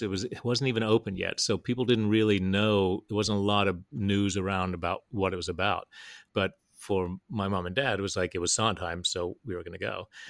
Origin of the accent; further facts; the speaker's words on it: Huntington, West Virginia, United States; moved away; also born or lived in New York; I grew up in West Virginia, and that was where my dad was teaching